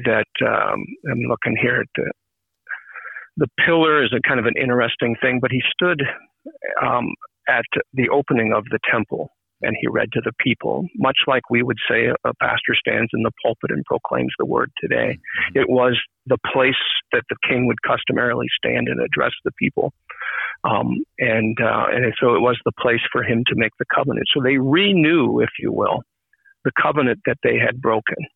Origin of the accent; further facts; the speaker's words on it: Minnesota, United States; now in Maine, United States; I'm originally from Minnesota, yes. And I grew up initially in an ALC congregation